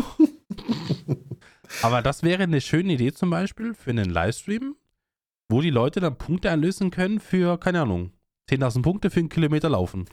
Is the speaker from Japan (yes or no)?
no; Austria; bei uns in Österreich